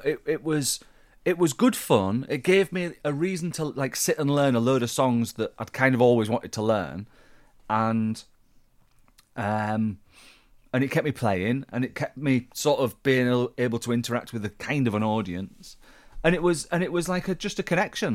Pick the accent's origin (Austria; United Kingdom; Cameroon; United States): United Kingdom; Yorkshire and the Humber; I'm a Yorkshireman.